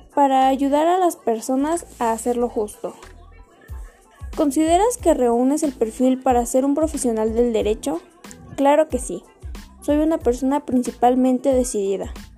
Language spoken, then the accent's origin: Spanish; Atlacomulco, State of Mexico, Mexico; nací en Atlacomulco de Favela y actualmente sigo viviendo aquí.